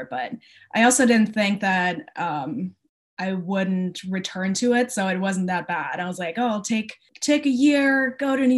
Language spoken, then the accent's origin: English; Wiesbaden, Hesse, Germany; moved away; I'm from Wiesbaden, which is close to Frankfurt